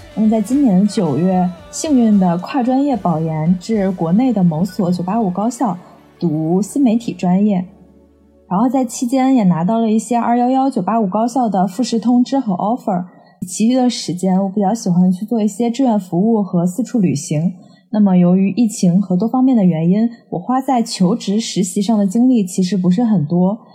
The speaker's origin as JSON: {"language": "Chinese", "region": "Tianjin", "country": "China", "said": "巧的是我俩都来自于天津"}